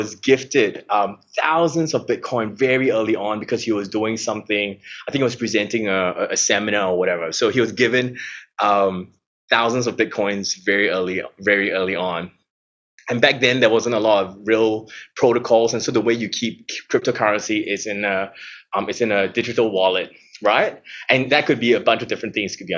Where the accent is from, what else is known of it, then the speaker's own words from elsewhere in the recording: Singapore; now in Melbourne, Australia; I'm from Singapore